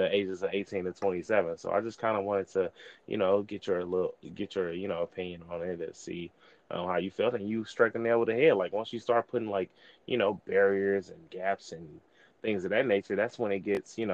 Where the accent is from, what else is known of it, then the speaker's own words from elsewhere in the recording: East St. Louis, Illinois, United States; I'm from East St. Louis, Illinois, Delta Epsilon Lambda chapter, where, you know, I'm a part of now.